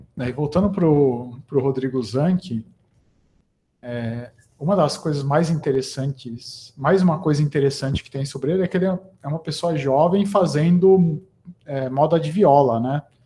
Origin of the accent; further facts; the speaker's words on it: Americana, São Paulo, Brazil; Eu sou de Americana, que é, que é interior